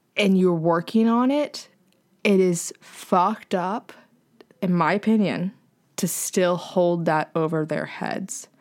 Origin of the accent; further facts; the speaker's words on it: the South, United States; moved away; I'm away from the South